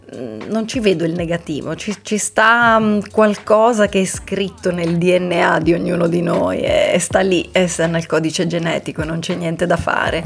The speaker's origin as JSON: {"language": "Italian", "country": "Italy", "moved": "as an adult", "said": "sono una, mm, come dicevi bene te, dei tanti italiani"}